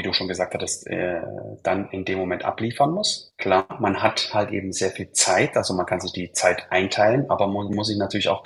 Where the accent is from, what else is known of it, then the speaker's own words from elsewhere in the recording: Leipzig, Saxony, Germany; born there; Ja, ich habe ja schon gesagt, wo ich herkomme. Ja, bin ja geboren in Leipzig äh, von einer, Fam äh, einer Schaustellerfamilie.